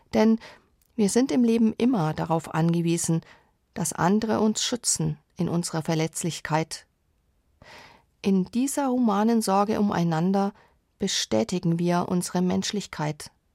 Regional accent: Franconia, Germany; bei uns in Franken

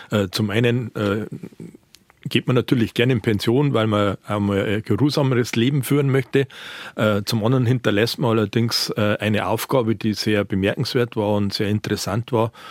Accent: Straubing, Bavaria, Germany; Ja, ich bin gebürtiger Straubinger und bin in einem Dorf in der Nähe von Straubing äh, groß geworden.

